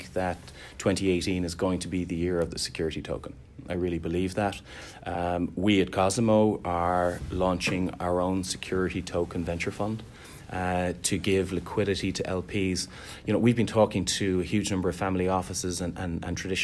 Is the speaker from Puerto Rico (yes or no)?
no; Dublin, Leinster, Ireland; moved away as an adult; now in Boston, United States; I'm originally from Dublin, Ireland